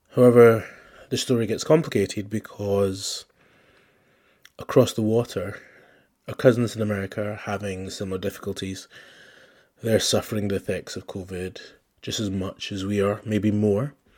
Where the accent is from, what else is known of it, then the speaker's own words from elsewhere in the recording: Scotland, United Kingdom; I grew up in Scotland